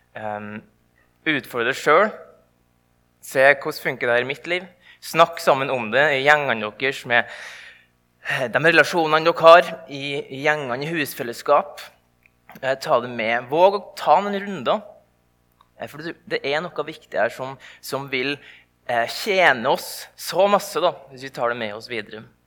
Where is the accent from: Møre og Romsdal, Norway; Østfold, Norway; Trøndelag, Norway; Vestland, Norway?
Møre og Romsdal, Norway; indre Nordmøre; der jeg kommer ifra